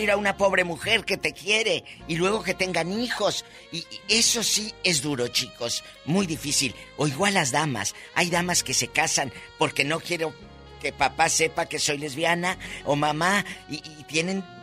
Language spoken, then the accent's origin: Spanish; Matamoros, Tamaulipas, Mexico; En mi tierra, eh, Matamoros, Tamaulipas, decimos de tata, pan de lo Juan Macho.